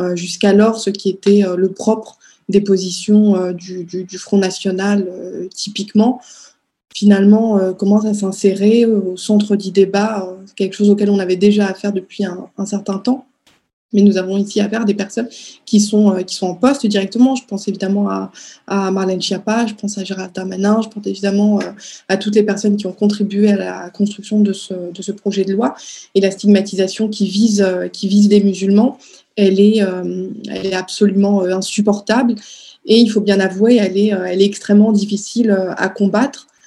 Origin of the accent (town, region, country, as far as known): Strasbourg, Grand Est, France; born or raised there; moved away as an adult; now in Paris, France